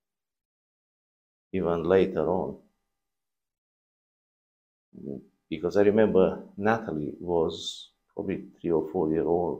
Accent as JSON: {"language": "English", "town": "Brad", "region": "Hunedoara County", "country": "Romania", "tie": "born or raised there", "also_born_or_lived": "Marghita, Romania", "moved": "yes", "said": "I was born in Brad"}